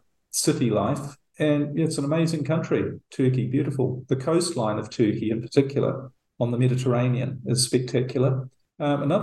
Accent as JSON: {"language": "English", "country": "New Zealand", "tie": "born or raised there", "moved": "as an adult", "said": "New Zealand, which I'm actually heading to in a couple of weeks. That's my home country"}